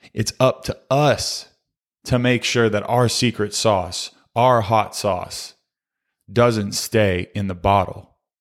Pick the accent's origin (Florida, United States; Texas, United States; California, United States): Texas, United States; Fort Worth; as a kid growing up in Fort Worth, Texas